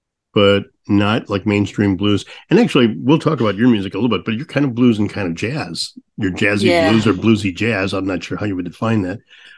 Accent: St. Louis, Missouri, United States; So, I'm from St. Louis

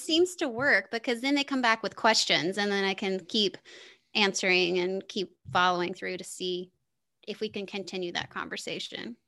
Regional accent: the South, United States; moved away as an adult; also born or lived in Denver, Colorado; I grew up in the South

